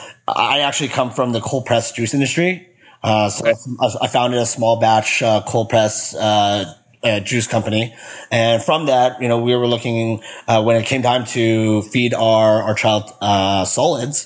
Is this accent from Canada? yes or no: yes; Winnipeg, Manitoba, Canada; I grew up in Winnipeg, Manitoba. So that's Canada, right in the center